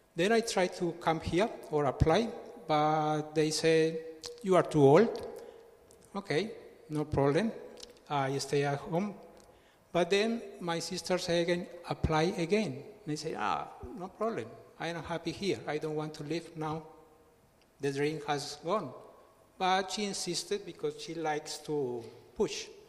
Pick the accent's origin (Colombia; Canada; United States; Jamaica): Colombia; English is a second language; moved away as an adult; now in Australia; I am from Colombia